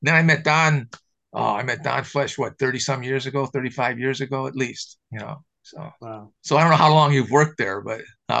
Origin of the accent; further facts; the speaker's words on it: Chicago Heights, Illinois, United States; I'm from Chicago Heights, Illinois, which is south, right?